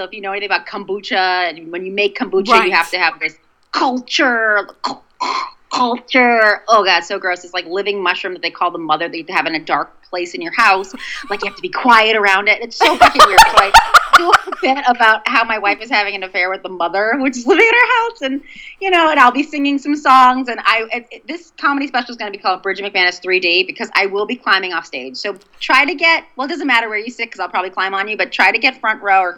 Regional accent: Boston, Massachusetts, United States; accent: Boston; my Boston accent

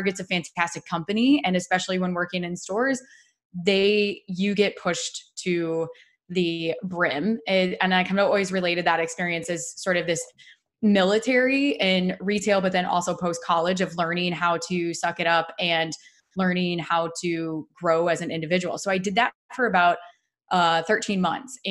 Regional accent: Dubuque, Iowa, United States; accent: Midwest; So I am originally born and raised in Dubuque, Iowa

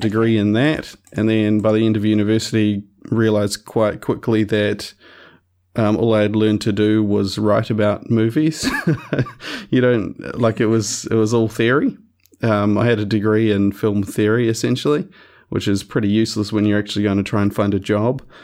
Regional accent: Christchurch, Canterbury, New Zealand; also born or lived in West Coast, New Zealand; I grew up in Christchurch, but moved to, moved to the West Coast for four years or so and then came back for, um, for fifth form

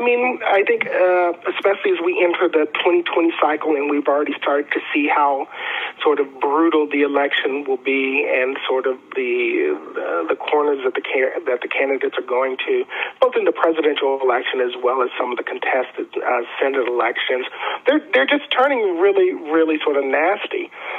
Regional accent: Augusta, Georgia, United States; also born or lived in Nashville / North Carolina; I was born in Nashville. I graduated from high school in Augusta, Georgia. I went to college and grad school in North Carolina.

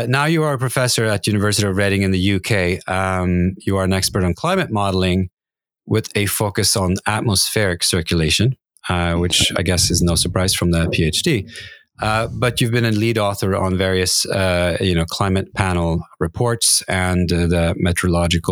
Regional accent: Norway; I grew up in Norway, and I am used to the Gulf Stream

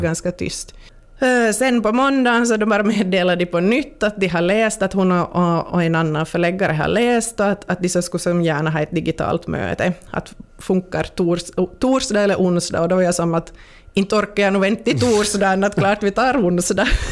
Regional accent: Pensala, Ostrobothnia, Finland; jag ska vara i, i Pensala, mm. i, i, min hemby.

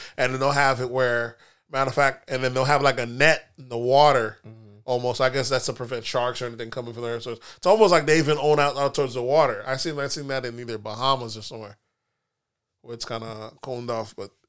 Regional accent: Florida, United States; Listen, we're from Florida, so we know these prices for those type of homes on the beach isn't that shocking.

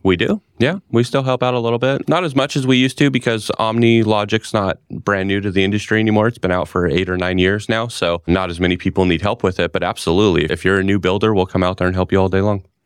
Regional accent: California, United States; moved away as an adult; now in Gilbert, Arizona, United States; was born and raised in California my whole life.

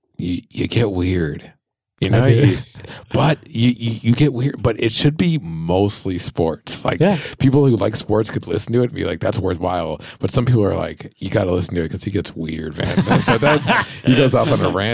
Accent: Sacramento, California, United States; I am from Sacramento, born and raised.

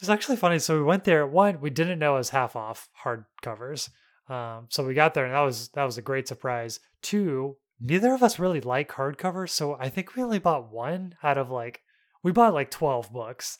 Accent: North Alabama, United States; moved away; I'm from North Alabama

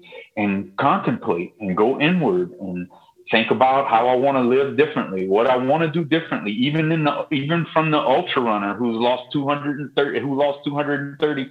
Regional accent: Lafourche Parish, Louisiana, United States; I'm from Lafourche Parish

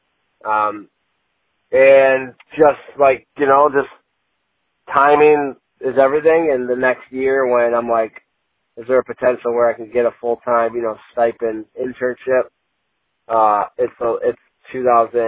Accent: Chicago, Illinois, United States; I grew up in Chicago throughout Jordan years

